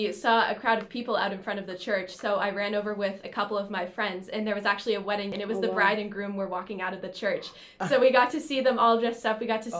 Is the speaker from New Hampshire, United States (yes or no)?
yes; Pelham, New Hampshire, United States; I'm a sophomore nursing major. I'm from Pelham, New Hampshire, not too far from here.